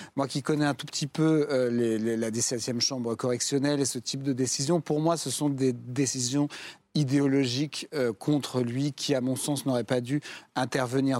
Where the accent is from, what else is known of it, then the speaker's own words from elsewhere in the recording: Jura, Bourgogne-Franche-Comté, France; Moi, je viens du Jura, où il y a un des plus beaux villages